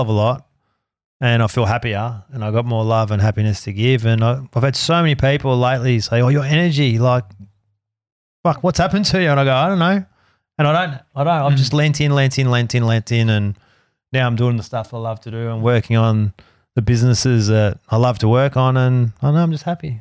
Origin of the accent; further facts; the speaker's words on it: Melbourne, Victoria, Australia; I was born in the Royal Women's Hospital